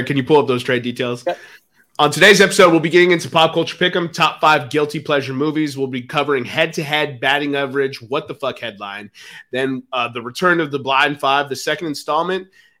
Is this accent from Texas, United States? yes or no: yes; Texas, United States; I'm from Texas